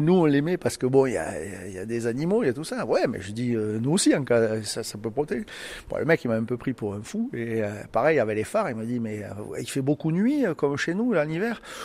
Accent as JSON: {"language": "French", "town": "Toulouse", "region": "Occitania", "country": "France", "accent": "toulousain", "said": "Avec l'accent toulousain, au nord de la Suède"}